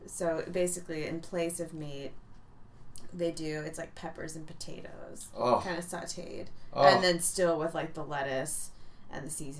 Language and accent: English; Philadelphia, Pennsylvania, United States; now in Omaha, United States; my hometown is pretty intense today of Philadelphia.